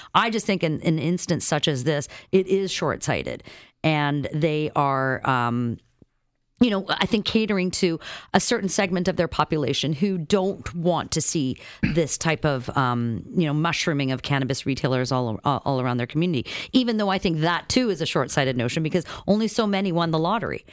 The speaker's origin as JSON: {"language": "English", "region": "Saskatchewan", "country": "Canada", "tie": "born or raised there", "moved": "yes", "said": "I grew up in Saskatchewan"}